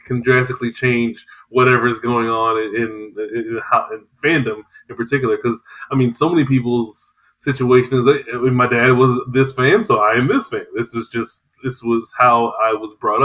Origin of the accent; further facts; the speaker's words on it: New York City, New York, United States; I was born and raised in New York City.